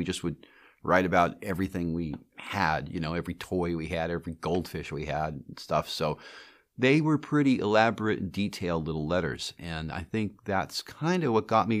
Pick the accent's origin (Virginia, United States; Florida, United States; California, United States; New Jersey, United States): California, United States; Pasadena; Well, I was born in Pasadena, California, and my parents had moved out from New York City.